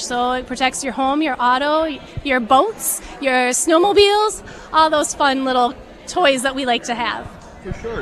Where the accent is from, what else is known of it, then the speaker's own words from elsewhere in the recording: Red Wing, Minnesota, United States; I was raised here in Red Wing for the last 40-ish years